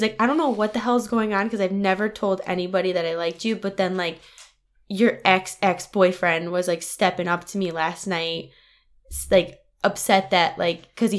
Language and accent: English; Wallingford, Connecticut, United States; I grew up in Wallingford and I run into so many people I don't want to see, I can't live there.